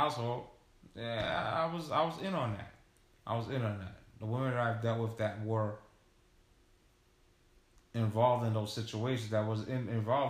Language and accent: English; New York, United States; growing up in New York